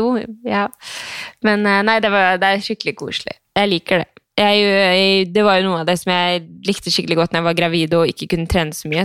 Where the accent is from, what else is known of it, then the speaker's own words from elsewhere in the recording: Skien, Telemark, Norway; moved away as an adult; Når jeg flytta fra Skien for syv-åtte år siden, så føler jeg bare trykte på pause, og så har jeg bare kommet tilbake